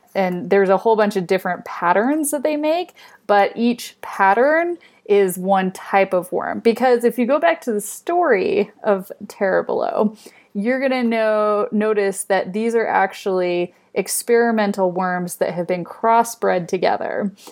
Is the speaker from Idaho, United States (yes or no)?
yes; Idaho, United States; I grew up in Idaho